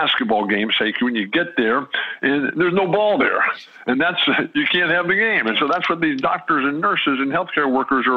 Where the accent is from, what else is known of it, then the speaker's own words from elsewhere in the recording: San Diego, California, United States; staying at home in our home on the north edge of Balboa Park in San Diego, my hometown